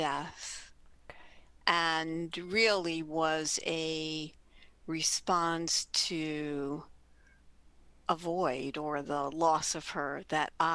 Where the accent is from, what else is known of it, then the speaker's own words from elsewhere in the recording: New York City, New York, United States; I grew up in Jackson Heights, Queens. In New York, for those global listeners, a borough of New York